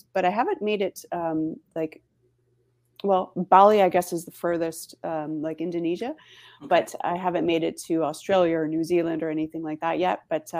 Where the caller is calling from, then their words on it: Niagara, Ontario, Canada; I am in Ontario, in Canada.